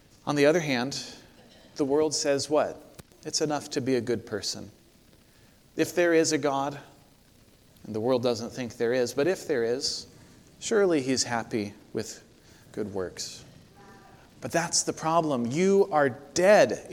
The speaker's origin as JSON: {"language": "English", "town": "Corvallis", "region": "Oregon", "country": "United States", "tie": "born or raised there", "said": "my hometown of Corvallis, Oregon"}